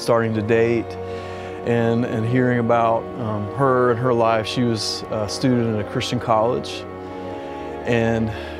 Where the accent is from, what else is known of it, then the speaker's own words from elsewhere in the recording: Ocean Isle Beach, North Carolina, United States; I was born in North Carolina, grew up on the coast in Ocean Isle Beach